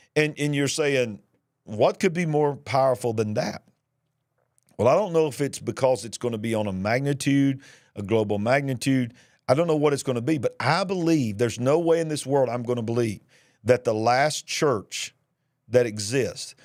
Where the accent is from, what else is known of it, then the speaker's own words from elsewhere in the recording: Birmingham, Alabama, United States; my hometown, Birmingham, Alabama